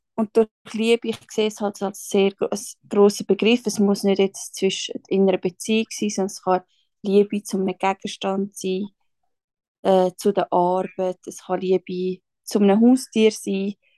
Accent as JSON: {"language": "German", "region": "Schwyz", "country": "Switzerland", "tie": "born or raised there", "moved": "as an adult", "lives_now": "Zurich, Switzerland", "said": "bin aufgewachsen im Kanton Schweiz"}